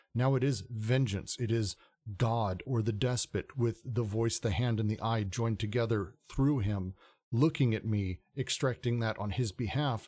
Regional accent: United States; being an American

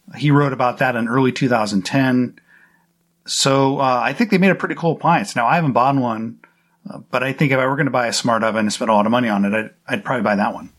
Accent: United States; I'm an American

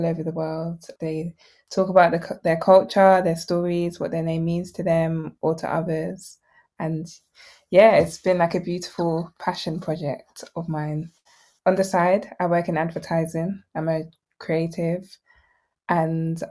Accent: England, United Kingdom; I'm Nigerian, was born in England, but my heritage is Nigerian

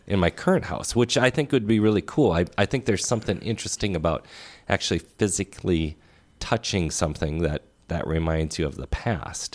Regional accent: Crystal, Minnesota, United States; growing up in Crystal

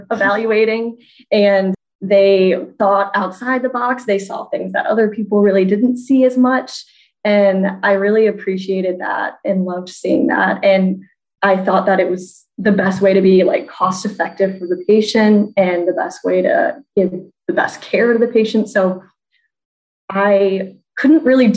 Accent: St. Louis, Missouri, United States; I'm from St. Louis, Missouri

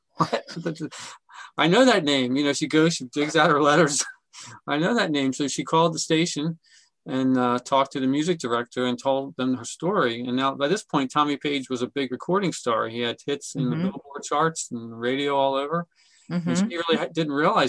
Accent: Brookhaven, Pennsylvania, United States; I grew up just outside of Philadelphia in a town called Brookhaven

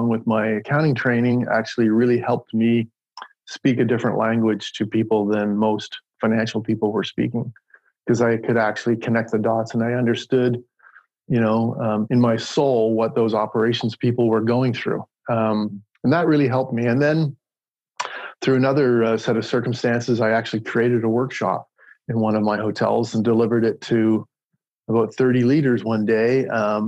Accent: New Brunswick, Canada; moved away; I'm Canadian. And I grew up in New Brunswick.

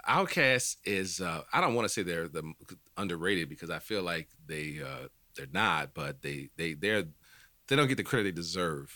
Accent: New Orleans, Louisiana, United States; I'm from New Orleans

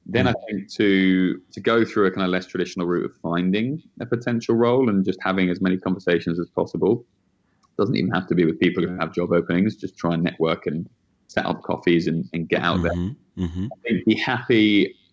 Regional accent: United Kingdom; now in New York, United States; Actually, British.

